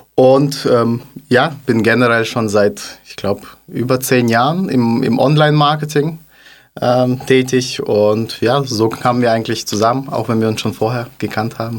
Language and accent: German; Kazakhstan; also born or lived in Stuttgart; now in Germany; komme aus Kasachstan.